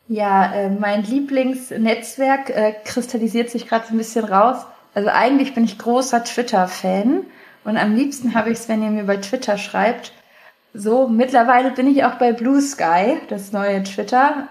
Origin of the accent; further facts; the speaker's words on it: Hanover, Lower Saxony, Germany; also born or lived in Texas, United States; now in Berlin, Germany; ich komme aus Hannover, aus der Landeskirche, so christlicher Kindergarten, konfirmiert, so das volle Programm